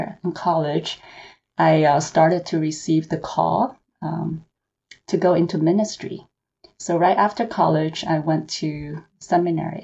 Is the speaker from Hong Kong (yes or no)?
yes; Hong Kong; moved away as an adult; also born or lived in China; now in Los Angeles, United States; I was born in China and I grew up in Hong Kong